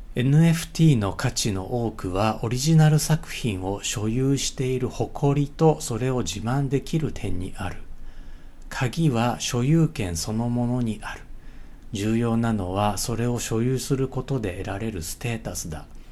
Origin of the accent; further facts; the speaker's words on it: Tsutsumigaoka, Uguisunomori, Manganji, Hyogo, Japan; moved away; also born or lived in Osaka; これ僕の地元でもあって